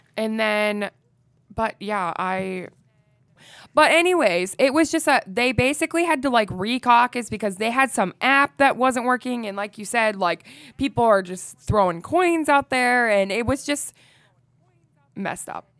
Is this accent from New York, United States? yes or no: no; Iowa, United States; I am from Iowa